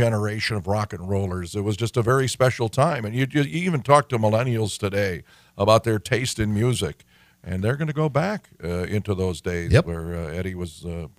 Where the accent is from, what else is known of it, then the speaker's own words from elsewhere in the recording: Detroit, Michigan, United States; we have Hitsville, USA in my hometown with Berry Gordy and Motown Records